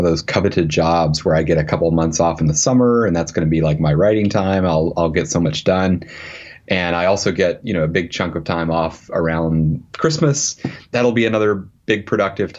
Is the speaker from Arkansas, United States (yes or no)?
yes; Arkansas, United States; moved away; I grew up in Arkansas